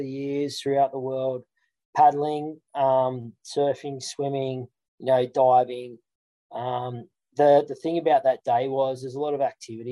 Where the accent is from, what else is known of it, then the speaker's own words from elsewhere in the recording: Central Coast, New South Wales, Australia; growing up on the Central Coast as a professional lifeguard